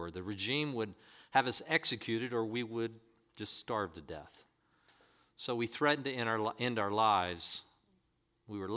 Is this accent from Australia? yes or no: no; North Korea; moved away; Because I was born in North Korea, I've never traveled anywhere, and I didn't have access to the internet or outside information.